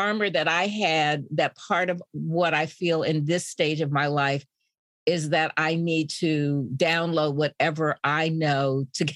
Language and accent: English; Indianapolis, Indiana, United States; I grew up in Indianapolis